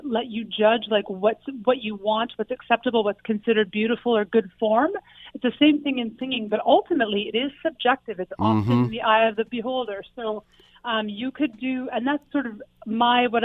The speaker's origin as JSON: {"language": "English", "area": "a little bit north of Toronto", "region": "Ontario", "country": "Canada", "tie": "born or raised there", "lives_now": "Hamilton, Canada", "said": "I actually grew up a little bit north of Toronto, and then I've been in Hamilton for about 15 years now"}